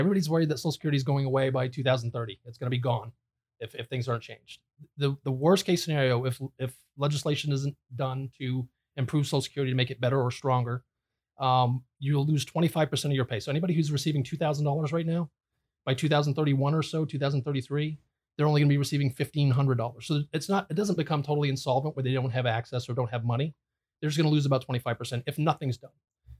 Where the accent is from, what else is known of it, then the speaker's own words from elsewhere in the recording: New England, United States; New England.